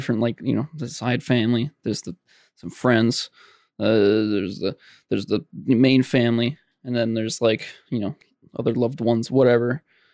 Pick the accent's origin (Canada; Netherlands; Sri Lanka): Canada; being Canadian